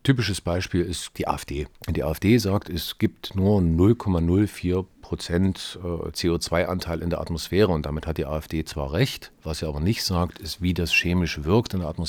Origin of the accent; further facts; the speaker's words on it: Erfurt, Thuringia, Germany; nach der Schießerei am Gutenberg-Gymnasium in Erfurt, was ja auch meine Heimatstadt ist, was mich also auch irgendwo äh, auf eine besondere Weise auch getroffen hat.